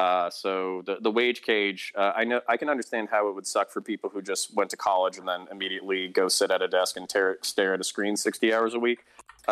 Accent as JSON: {"language": "English", "region": "Florida", "country": "United States", "tie": "born or raised there", "also_born_or_lived": "Belgium / Texas", "said": "My background is I grew up multiple places. I lived in Belgium when I was 8 years old. I was raised in the French school system. Got my ass kicked in French until I was 12. Moved to Texas. Moved back to Florida, which is kind of my home state."}